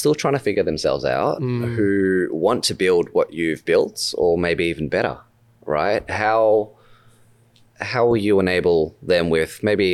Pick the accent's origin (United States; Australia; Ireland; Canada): Australia; accent: Australian; my Australian accent